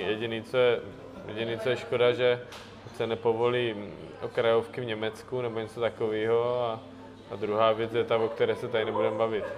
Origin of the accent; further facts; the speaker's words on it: Moravia, Czechia; v Krase, tam u nás na Moravě